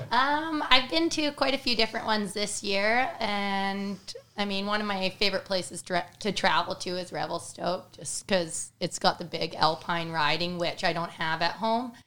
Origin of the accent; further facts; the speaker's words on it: Cranbrook, British Columbia, Canada; I am from Cranbrook, British Columbia